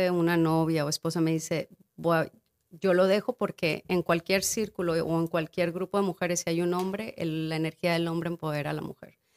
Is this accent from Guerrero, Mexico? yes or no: yes; Guerrero, Mexico; yo soy de Guerrero